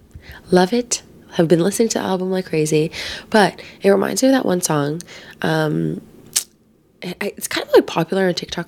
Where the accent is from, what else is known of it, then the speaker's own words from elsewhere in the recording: Philippines; day, especially being Filipino, because I feel like family is like such a huge thing